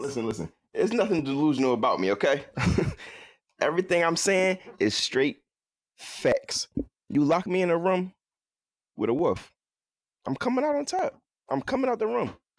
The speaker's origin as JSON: {"language": "English", "town": "Philadelphia", "region": "Pennsylvania", "country": "United States", "tie": "born or raised there", "said": "I'm from Philly, uh, from North Philadelphia, I went to school out here in Philadelphia from elementary to high school"}